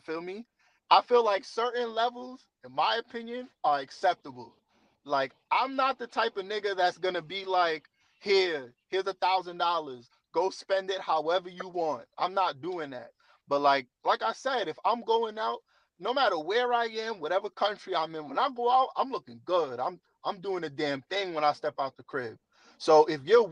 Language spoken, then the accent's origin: English; New York City, New York, United States; moved away as an adult; also born or lived in Las Vegas / Thailand; I'm from New York City